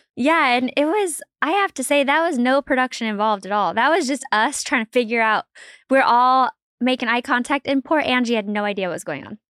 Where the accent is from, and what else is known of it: Salt Lake City, Utah, United States; born or raised there